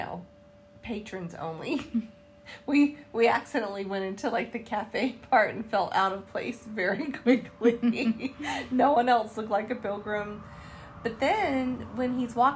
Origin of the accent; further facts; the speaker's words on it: Charlotte, North Carolina, United States; I said, North Carolina. And he said, Charlotte? And I said, yes.